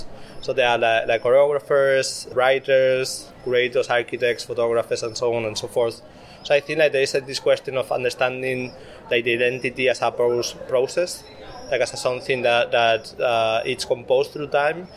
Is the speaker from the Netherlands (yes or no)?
no; Spain; I'm from Spain